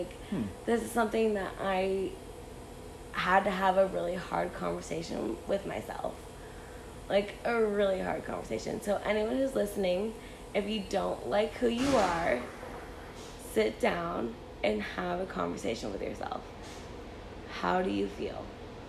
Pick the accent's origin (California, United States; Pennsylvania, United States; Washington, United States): California, United States; Benicia; this is my hometown